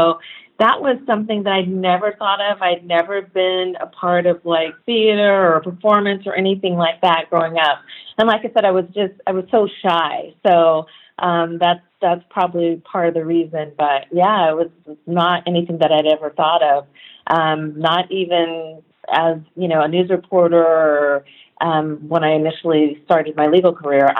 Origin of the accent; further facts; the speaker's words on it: Sacramento, California, United States; But I grew up primarily in Sacramento. So Sacramento is my hometown.